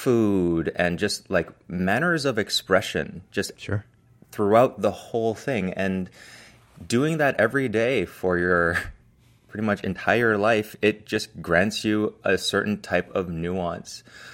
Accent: Toronto, Ontario, Canada; also born or lived in United States / Hong Kong; So that means like, you know, growing up in Toronto and the United States and as well as Hong Kong, like I had very much a solidified culture of my parents, which is Hong Kong Chinese at home.

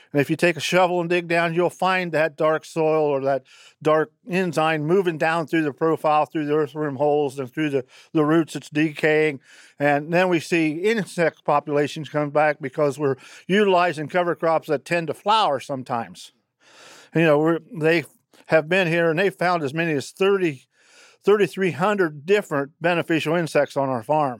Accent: Fairfield County, Ohio, United States; from Fairfield County, Ohio

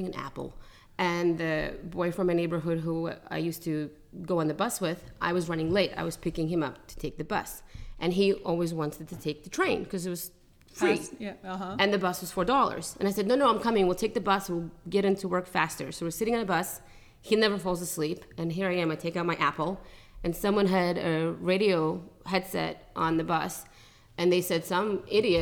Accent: New York, United States; moved away as an adult; also born or lived in Russia; now in California, United States; I grew up in New York and Brooklyn

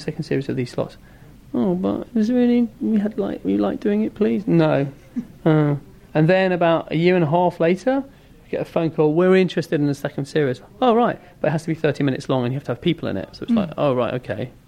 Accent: London, United Kingdom; I'm from London

